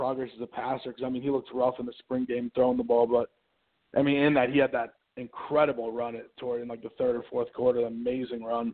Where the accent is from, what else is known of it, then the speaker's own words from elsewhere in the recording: New York, United States; also born or lived in Ohio State University; I'm from New York